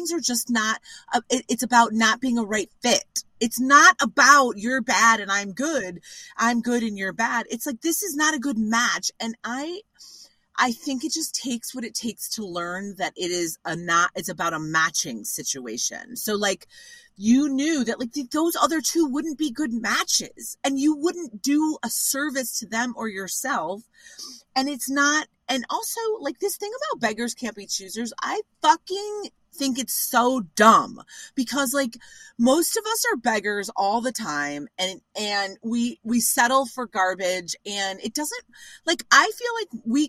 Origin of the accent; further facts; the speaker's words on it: Evanston, Illinois, United States; also born or lived in Chicago; I'm from Evanston, but lived in Rogers Park and went to DePaul.